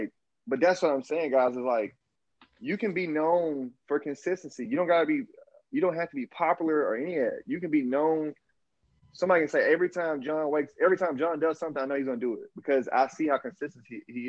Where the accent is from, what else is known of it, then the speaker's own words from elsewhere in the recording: the South, United States; accent: Southern drawl; I'm from the South, dog. I learned Portuguese with a Southern drawl after 30 because I just kept trying.